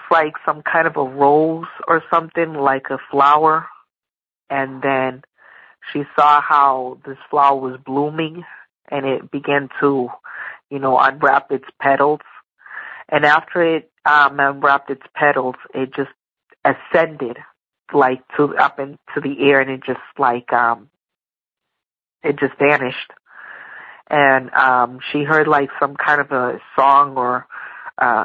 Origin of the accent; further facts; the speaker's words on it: Massachusetts, United States; I'm from Massachusetts